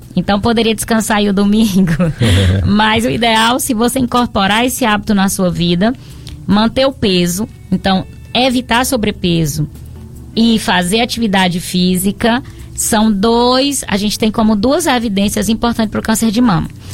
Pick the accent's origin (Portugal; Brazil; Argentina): Brazil; Piauí; now in Barbalha, Brazil; Sou piauiense de nascimento, mas tenho o título de cidadão barbalhense